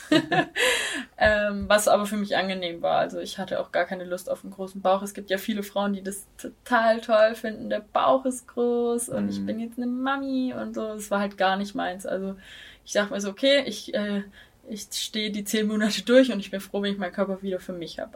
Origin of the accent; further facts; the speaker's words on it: Baden-Württemberg, Germany; now in Tübingen, Germany; meiner Heimatstadt wohnen, die ist eine halbe Stunde mit dem Auto entfernt